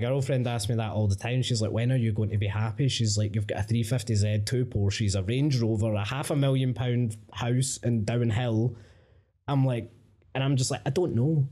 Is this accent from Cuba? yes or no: no; Coatbridge, Scotland, United Kingdom; I grew up in Cote Bridge, fucking mental place